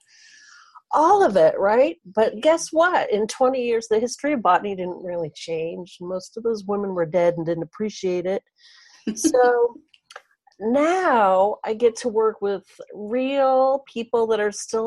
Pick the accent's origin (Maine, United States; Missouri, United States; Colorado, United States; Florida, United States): Maine, United States; I'm from Maine.